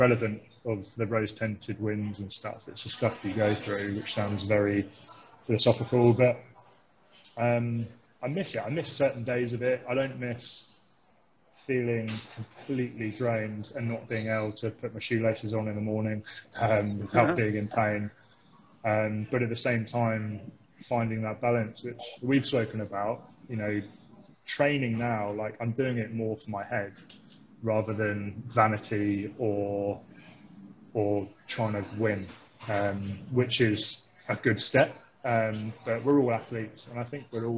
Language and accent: English; Thames Valley, South East England, United Kingdom; moved away as an adult; now in Christchurch, New Zealand; growing up in the Thames Valley